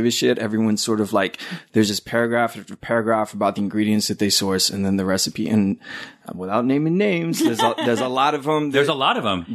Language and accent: English; Houston, Texas, United States; moved away; I grew up in Houston